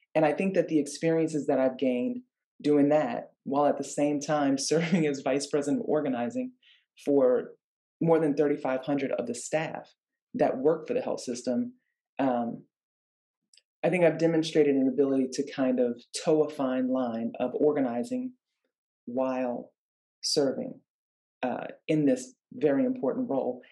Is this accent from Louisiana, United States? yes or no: yes; New Orleans, Louisiana, United States; moved away as an adult; now in California, United States; I grew up in New Orleans, Louisiana